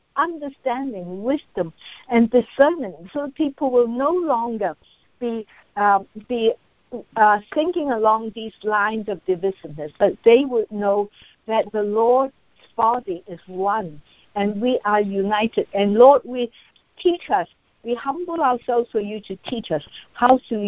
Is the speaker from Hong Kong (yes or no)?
yes; Hong Kong; I'm from Hong Kong